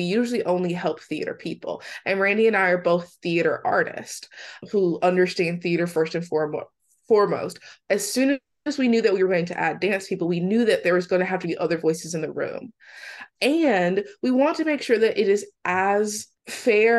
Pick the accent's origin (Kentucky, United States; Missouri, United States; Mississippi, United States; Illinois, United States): Mississippi, United States; I'm from Mississippi, and my mom has 4 children